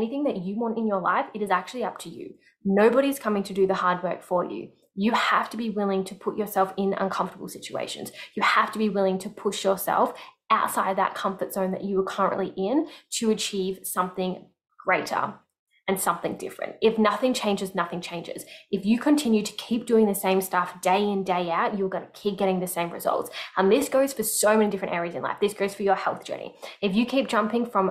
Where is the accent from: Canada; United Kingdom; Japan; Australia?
Australia; Melbourne, Victoria; moved away as an adult; moving out of my hometown, Melbourne